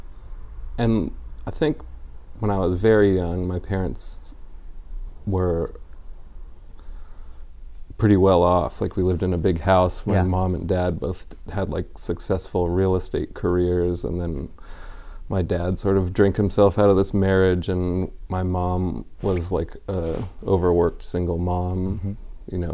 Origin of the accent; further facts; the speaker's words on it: Foster City, California, United States; also born or lived in San Francisco; did like a lot of my growing up in San Francisco.